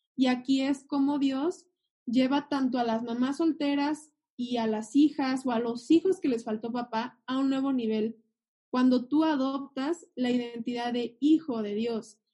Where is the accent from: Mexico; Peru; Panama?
Mexico